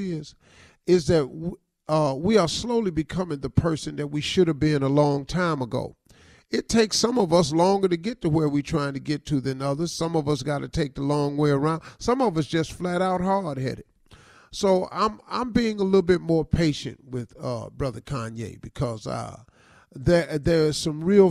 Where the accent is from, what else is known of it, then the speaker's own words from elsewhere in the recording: United States; us as the American people